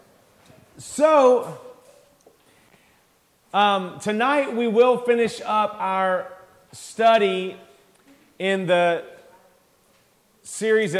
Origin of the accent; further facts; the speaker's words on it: United States; We love our freedom as Americans